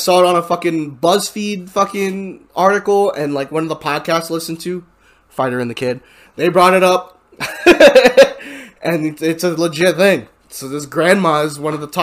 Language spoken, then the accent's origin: English; United States; I'm American